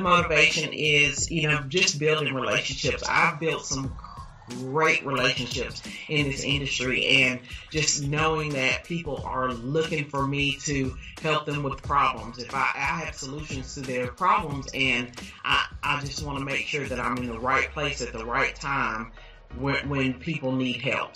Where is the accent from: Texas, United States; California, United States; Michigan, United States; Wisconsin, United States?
Texas, United States; Dallas; I grew up in Pleasant Grove, so I've lived in Dallas all my life